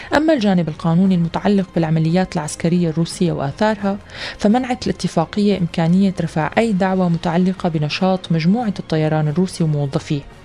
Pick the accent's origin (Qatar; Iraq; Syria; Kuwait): Syria